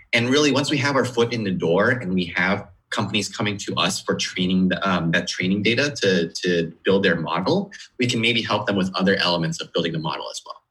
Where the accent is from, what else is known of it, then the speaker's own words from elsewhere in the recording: outside of Seattle, Washington, United States; moved away as an adult; now in Sunnyvale, United States; I grew up outside of Seattle